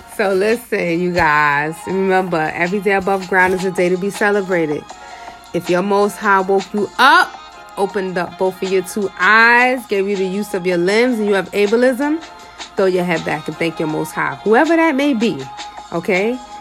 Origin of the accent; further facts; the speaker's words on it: New York City, New York, United States; I'm from Harlem.